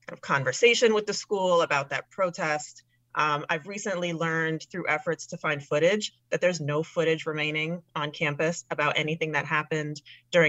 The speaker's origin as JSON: {"language": "English", "town": "New York City", "region": "New York", "country": "United States", "tie": "born or raised there", "said": "I'm born and raised in New York City"}